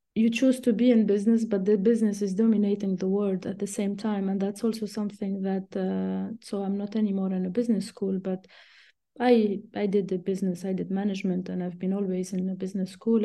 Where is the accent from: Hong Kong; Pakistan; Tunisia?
Tunisia; moved away as an adult; also born or lived in Switzerland; I was born and raised in Tunisia and I studied I mean, everything was in Tunisia until I only did my P H D in Switzerland.